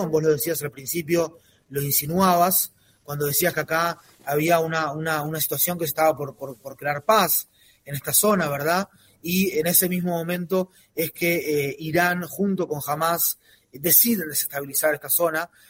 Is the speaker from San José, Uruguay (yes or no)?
no; Montevideo, Uruguay; now in Israel; Yo en lo personal me vine de Montevideo para acá, de Uruguay para acá, eh, hace 21 años